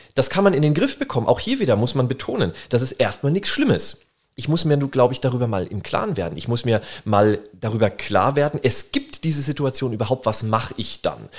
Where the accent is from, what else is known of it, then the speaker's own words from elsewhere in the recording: Würzburg, Bavaria, Germany; also born or lived in Berlin; ich komme aus Würzburg